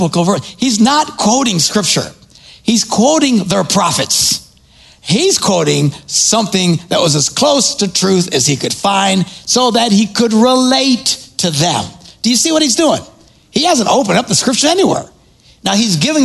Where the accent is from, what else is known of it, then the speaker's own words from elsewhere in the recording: Wisconsin, United States; I'm from Wisconsin